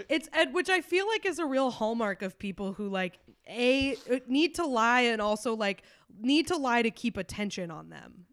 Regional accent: New York, United States; as a New Yorker

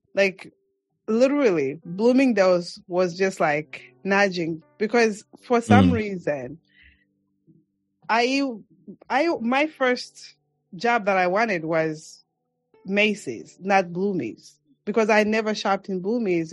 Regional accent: Mongu, Western Province, Zambia; accent: African; moved away as an adult; now in New York City, United States; Zambia, which is my home country

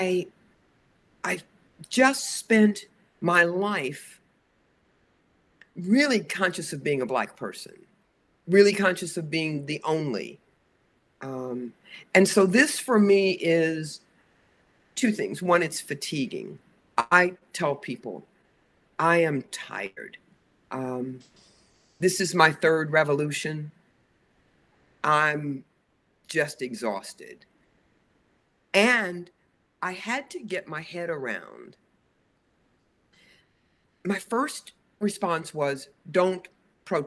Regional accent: the South, United States; I was born in 1950 in the South. So I was born into segregation. In 1956, right after Brown versus the Board of Education, I entered an all-white school system

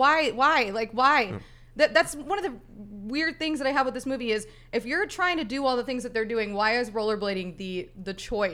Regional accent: Florida, United States; I'm from Florida.

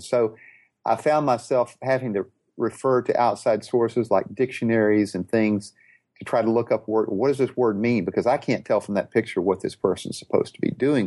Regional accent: Houston, Texas, United States; I'm from Houston, Texas

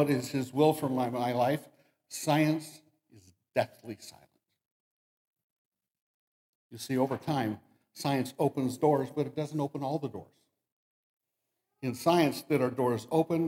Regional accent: Damascus, United States; I grew up in Damascus, which is just a little bit way that way

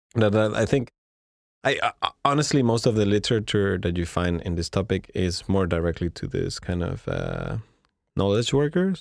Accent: Mexico; moved away as an adult; now in Montreal, Canada; we're Mexicans, but we're really talking from Montreal.

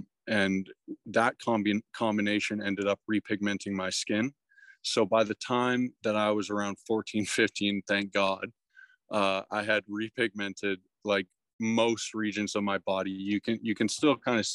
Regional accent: Toronto, Ontario, Canada; I'm from Toronto

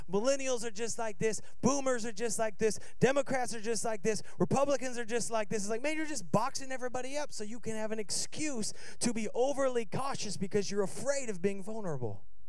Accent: Seattle, Washington, United States

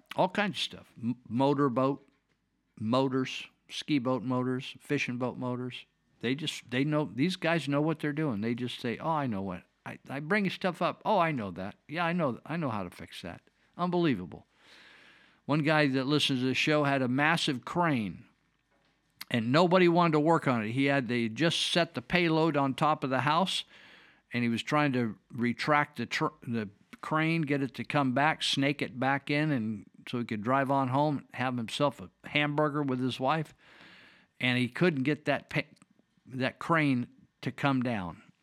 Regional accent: United States; I'm a damn American.

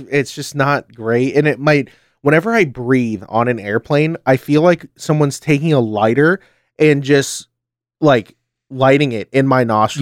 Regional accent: United States; I'm American

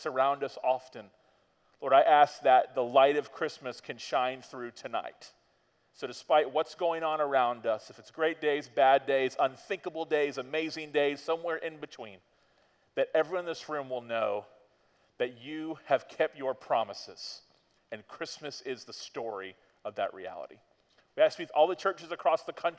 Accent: Florida, United States; We're from Florida

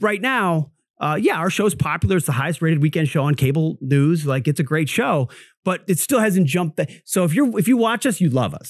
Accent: Minnesota, United States; moved away; born and raised in Minnesota, grew up in Baptist church.

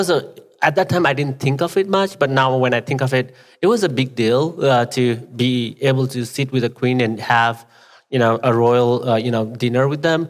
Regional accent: Nepal; English is a second language; now in United States

